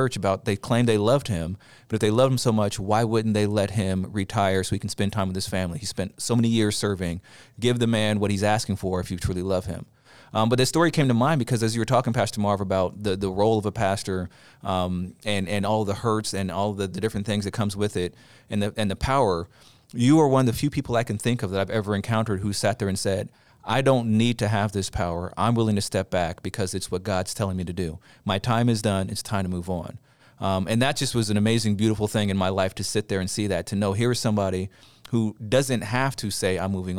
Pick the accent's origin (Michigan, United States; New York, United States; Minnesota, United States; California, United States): California, United States; the church I grew up in Southern California. It's traditionally a Black Baptist church.